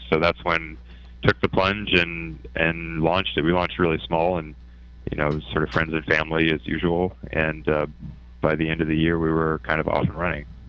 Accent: Canada; moved away as an adult; I'm Canadian

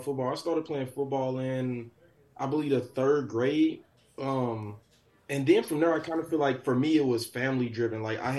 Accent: St. Louis, Missouri, United States; Growing up in St. Louis, football was an escape for me.

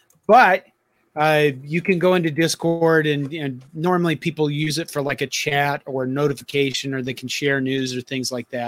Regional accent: McCook, Nebraska, United States; I was born in McCook.

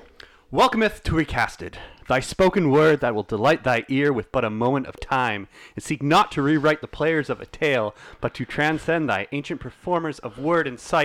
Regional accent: Scotland, United Kingdom; Being Scottish

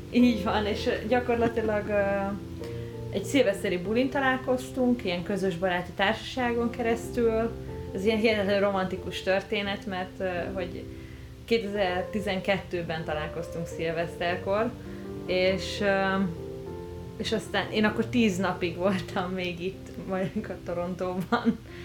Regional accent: Budapest, Hungary; moved away as an adult; now in Canada; Én Budapesten születtem, és, ö, és ott is éltem huszonhárom évig, és aztán, ö, családdal együtt költöztünk ki

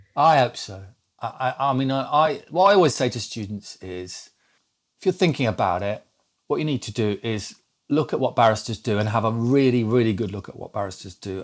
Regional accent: Lincolnshire, East Midlands, United Kingdom; I was brought up in Lincolnshire because I say Master

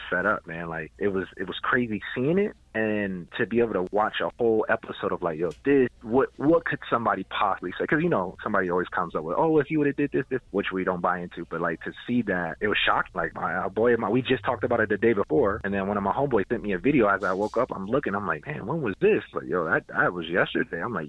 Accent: Minneapolis, Minnesota, United States; now in Denver, United States; I'm originally from Minneapolis

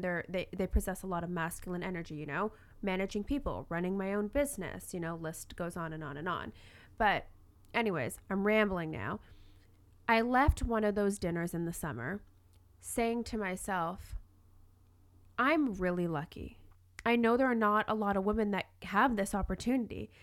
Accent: Toronto, Ontario, Canada; now in Vancouver, Canada; I'm actually from Toronto, not Vancouver

